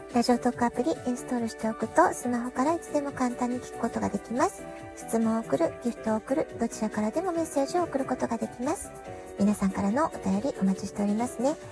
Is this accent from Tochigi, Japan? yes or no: no; Kyushu, Fukuoka, Japan; now in San Diego, United States; 私は九州の福岡出身なんですね